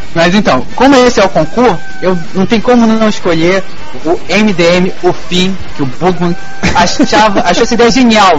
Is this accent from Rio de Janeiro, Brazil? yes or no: yes; Rio de Janeiro, Brazil; eu voltaria para minha terra, já Paguá